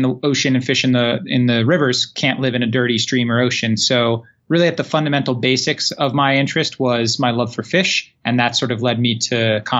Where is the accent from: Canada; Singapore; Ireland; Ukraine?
Singapore; Growing up in Southeast Asia and Singapore, I was always really interested in tropical fish, raising and breeding fish.